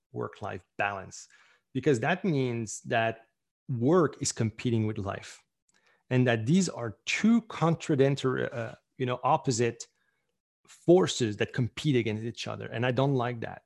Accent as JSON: {"language": "English", "country": "Canada", "said": "I'm Canadian"}